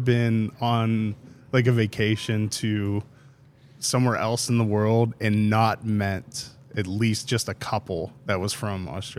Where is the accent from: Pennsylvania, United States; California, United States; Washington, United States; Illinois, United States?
Pennsylvania, United States; Pittsburgh; moved away; I'm from Pittsburgh, so we got married up there